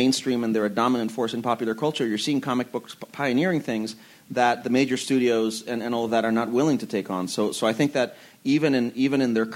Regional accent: Puerto Rico; moved away; also born or lived in Ann Arbor, Michigan; when I was a kid growing up in Puerto Rico

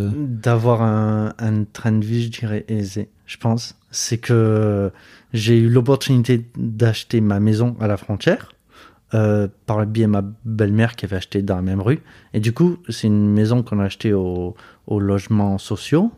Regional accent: Marseille, Provence-Alpes-Côte d'Azur, France; moved away as an adult; also born or lived in Montpellier / Metz; now in Moselle, France; j'ai grandi à Marseille, j'ai fait mes études à Montpellier

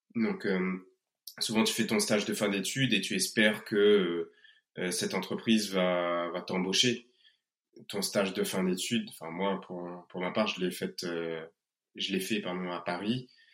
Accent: Réunion; moved away; on ne serait pas des Réunionnais dignes de ce nom

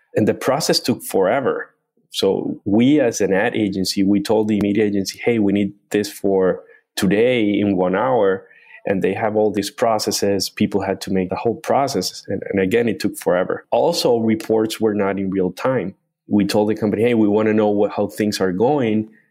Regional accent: Cartagena, Bolívar, Colombia; moved away as an adult; also born or lived in Chicago, United States; I was born in a small city in Colombia called Cartagena. Uh, it's a tourist town

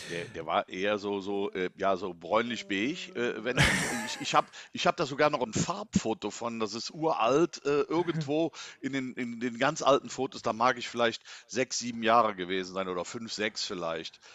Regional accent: Inden, North Rhine-Westphalia, Germany; ich komme ja aus Inden gebürtig

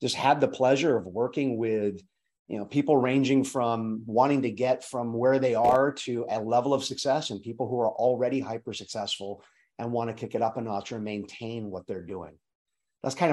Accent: Hawaii, United States; I'm from Hawaii originally

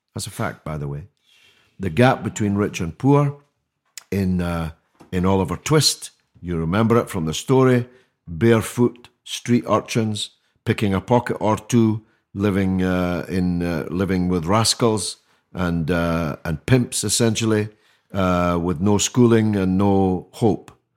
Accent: Scotland, United Kingdom; now in London, United Kingdom; I speak as a Scotsman

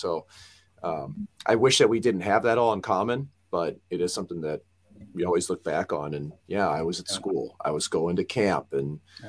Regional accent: United States; much like Bobby being an American

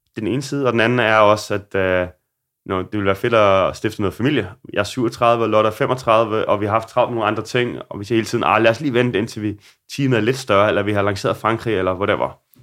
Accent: Denmark; now in Copenhagen, Denmark; der hvor jeg voksede op i Solo

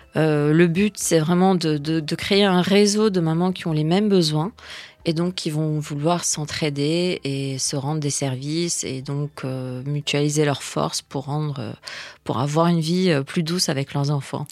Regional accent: Lebanon; moved away; je suis née au Liban, j'ai vécu la guerre du Liban.

